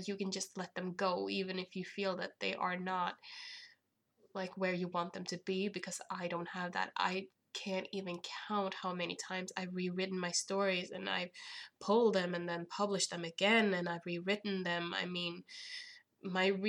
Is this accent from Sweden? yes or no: yes; Sweden; I am from Sweden